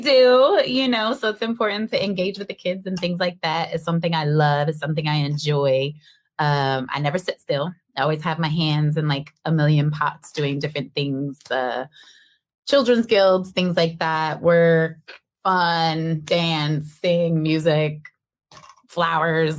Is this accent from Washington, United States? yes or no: yes; Seattle, Washington, United States; I was born and raised in Seattle